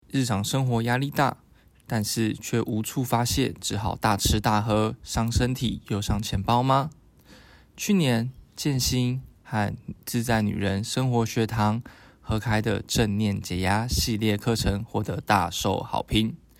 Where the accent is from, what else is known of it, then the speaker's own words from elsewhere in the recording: Keelung, Taiwan; 就是我的家乡基隆